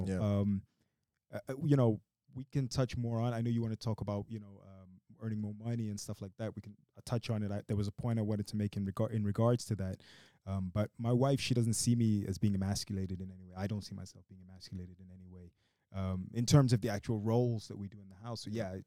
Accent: Brazil; I was born in Brazil. My mother's Brazilian

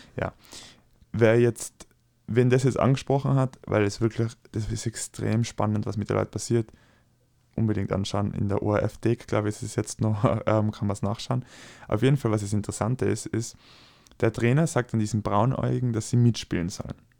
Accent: Austria; ich als Österreicher

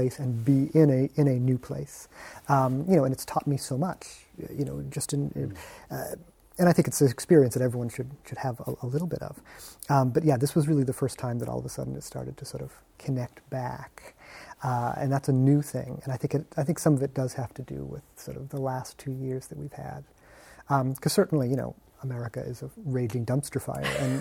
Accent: Massachusetts, United States; moved away as an adult; I still call Massachusetts home

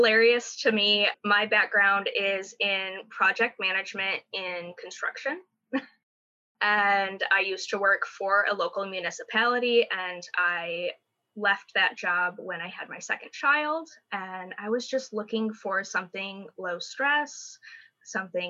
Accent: Michigan, United States; moved away as an adult; now in Los Angeles, United States; I am from Michigan originally, and my family and I have been here for 3 years

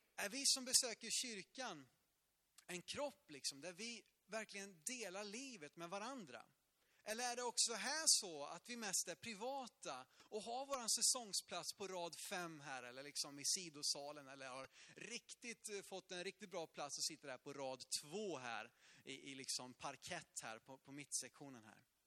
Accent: Sweden

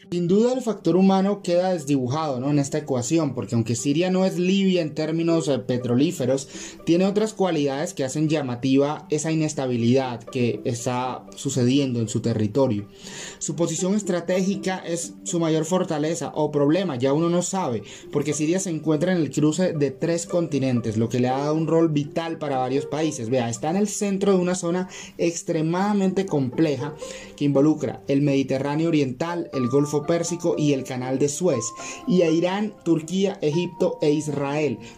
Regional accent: Colombia

